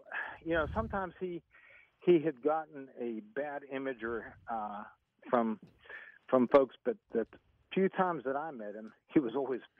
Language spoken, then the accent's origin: English; Virginia Beach, Virginia, United States; we're both from Virginia Beach, and we just wanted to say hi.